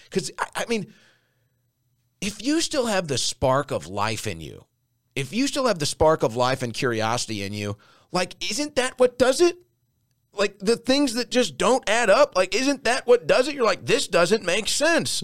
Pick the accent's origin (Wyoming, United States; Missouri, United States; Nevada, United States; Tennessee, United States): Missouri, United States; St. Louis; now in Austin, United States; I grew up drinking Bud Light. I'm from Saint Louis.